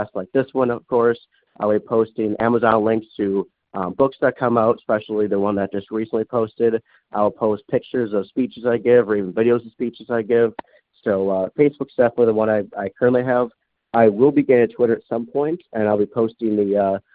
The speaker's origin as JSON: {"language": "English", "region": "Wisconsin", "country": "United States", "moved": "as an adult", "lives_now": "Iowa, United States", "said": "I'm from Wisconsin. I currently live in Iowa, going to Drake University"}